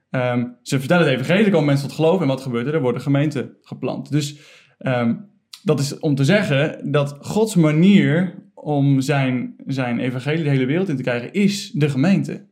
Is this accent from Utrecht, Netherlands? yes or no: no; Ede, Gelderland, Netherlands; Ik Kom uit Ede